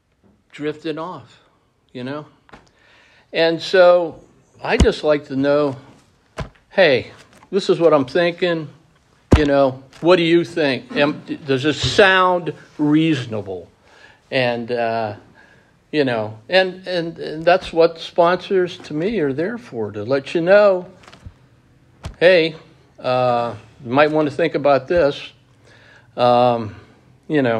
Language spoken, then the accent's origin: English; Pittsburgh, Pennsylvania, United States; We came from Pittsburgh. We were Steeler fans